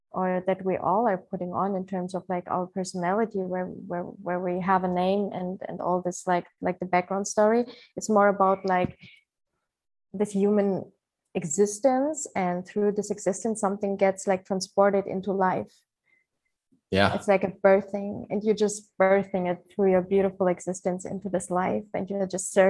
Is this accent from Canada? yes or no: no; Ukraine; born there; English is a second language; also born or lived in Germany; I was born in Ukraine, but I lived like a long time of my life in Germany.